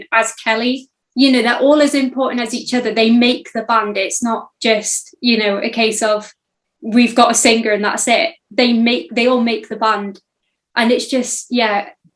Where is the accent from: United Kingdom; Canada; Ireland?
United Kingdom; Llanfairpwll, near Conwy, Wales; I'm from a little place called Llanfairpwll, which is by Conwy.